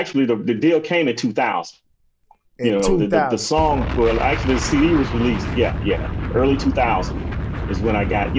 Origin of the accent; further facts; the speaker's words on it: Plant City, Florida, United States; I'm from Florida. Plant City, Florida. It's a small city in Florida, right outside of town.